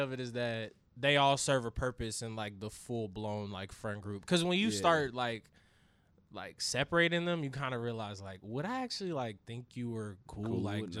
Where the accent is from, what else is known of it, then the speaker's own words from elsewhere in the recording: Raleigh, North Carolina, United States; moved away as an adult; also born or lived in Durham, North Carolina / Charlotte, North Carolina; now in Kansas City, United States; Yes, Raleigh, North Carolina. I was born in Durham, but raised in Raleigh, and then went to school in Charlotte.